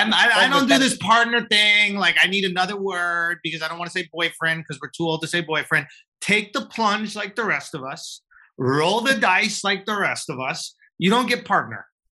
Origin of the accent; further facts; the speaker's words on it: Manhattan, New York, United States; also born or lived in Long Island; No, on. I grew up in New York. I grew up in Manhattan, actually.